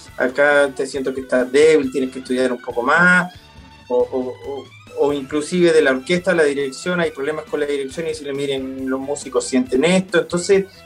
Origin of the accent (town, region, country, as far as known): Concepción, Biobío, Chile; born or raised there; also born or lived in Santiago, Chile; now in Argentina